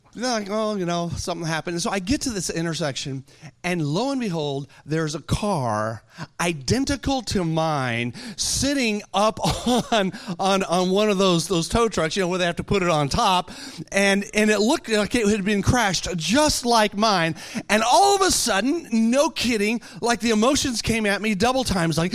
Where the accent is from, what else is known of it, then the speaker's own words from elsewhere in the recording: Texas, United States; I'm a Texan too. I know how to talk